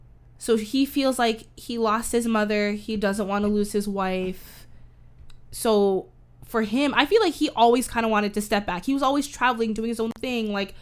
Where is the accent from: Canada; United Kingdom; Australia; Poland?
Canada; as a Canadian woman